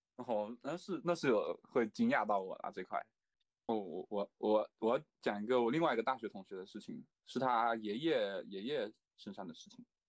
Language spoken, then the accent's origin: Chinese; China; 我们就是中国人